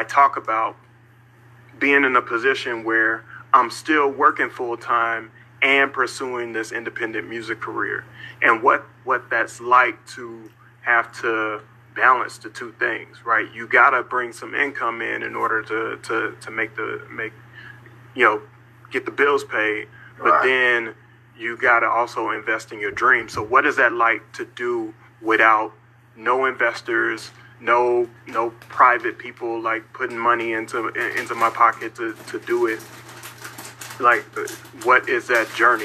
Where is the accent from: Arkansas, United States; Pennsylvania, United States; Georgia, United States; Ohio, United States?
Arkansas, United States; Little Rock; growing up in Little Rock, Arkansas